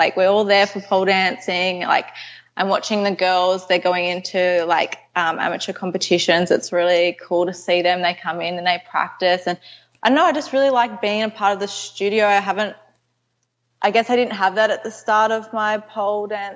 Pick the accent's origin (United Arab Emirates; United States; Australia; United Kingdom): Australia; Canberra, Australian Capital Territory; I live in Canberra. It's sort of near Sydney. It's about like a 3.5 hour drive from Sydney. Okay. So I go to Sydney quite a bit, but yeah, I'm from Canberra.